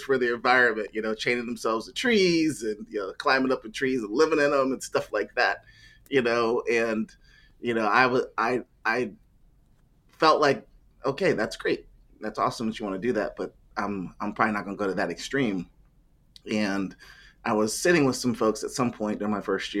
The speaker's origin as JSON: {"language": "English", "region": "Ohio", "country": "United States", "tie": "born or raised there", "said": "I grew up in Ohio, played soccer for most of my life, ran track"}